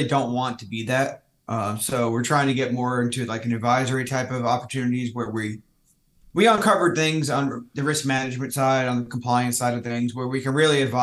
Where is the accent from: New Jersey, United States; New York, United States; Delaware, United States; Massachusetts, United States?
New Jersey, United States; moved away as an adult; also born or lived in Maryland; now in San Diego, United States; I'm from the Northeast. I grew up in Jersey